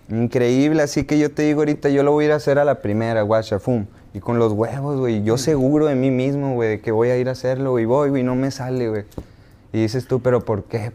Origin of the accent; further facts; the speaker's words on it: Hermosillo, Sonora, Mexico; nací, crecí eh, eh, en Hermosillo y con los de la cuadra